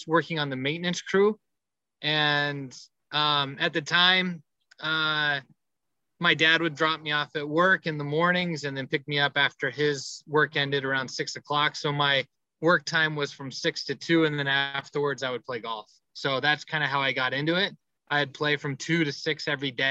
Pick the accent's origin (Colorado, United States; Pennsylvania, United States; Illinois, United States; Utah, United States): Colorado, United States; Colorado Springs; moved away as an adult; also born or lived in Japan / New York / Jackson, Mississippi; now in La Verne, United States; My hometown is Colorado Springs, Colorado. That's where I was born and raised.